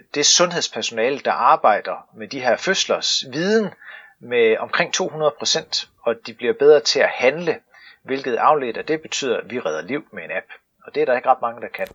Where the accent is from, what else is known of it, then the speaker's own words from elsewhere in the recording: Stauning, Central Denmark Region, Denmark; ude i Stavning, hvor jeg kommer fra